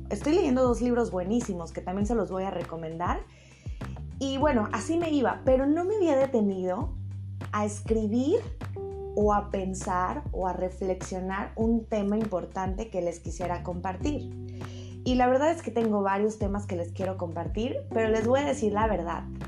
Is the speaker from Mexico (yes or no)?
yes; Mexico; México es uno de los países que, más me escucha, es mi país de donde yo soy